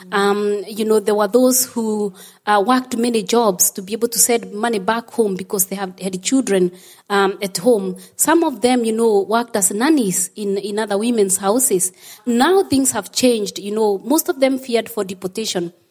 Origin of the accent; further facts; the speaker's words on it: Kenya; moved away as an adult; now in Ireland; When I came from Kenya, because I'm originally from Kenya